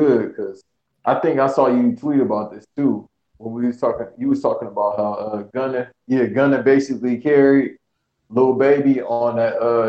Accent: Los Angeles, California, United States; Even though I'm from

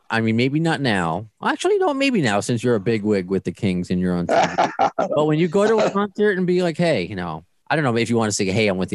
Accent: Ottawa, Ontario, Canada; I'm from Ottawa, yeah.

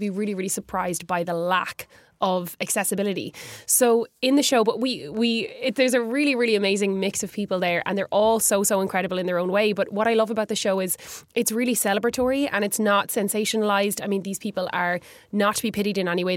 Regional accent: Galway, Connacht, Ireland; growing up in Galway

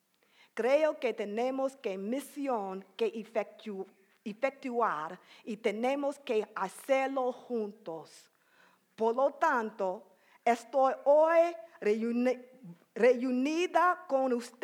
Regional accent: Seattle, Washington, United States; I'm from Seattle

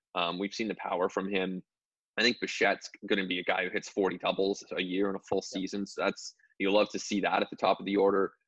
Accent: Canada; as a Canadian

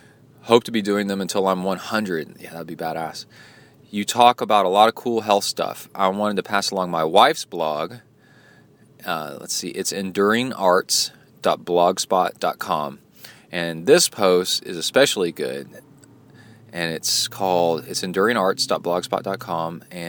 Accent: Farmingdale, New York, United States; moved away as an adult; now in Israel; I was brought up in the States, Farmingdale, New York, and moved to Israel over 30 years ago after finishing university.

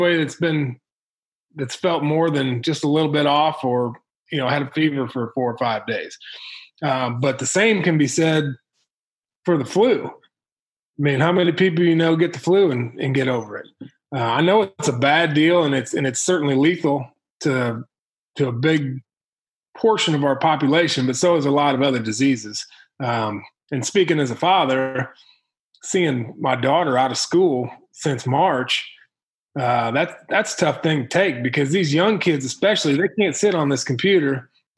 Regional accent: Illinois, United States; now in Missouri, United States; Where I grew up in Illinois

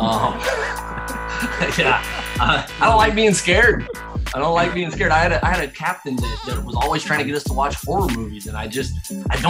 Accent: United States; I'm American

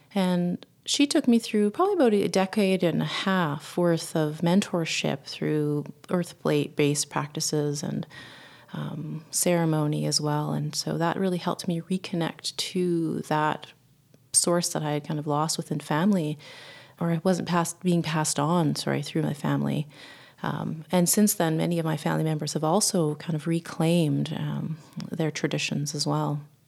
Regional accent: Winnipeg, Manitoba, Canada; I was born in Winnipeg, Manitoba, which is the center of Canada

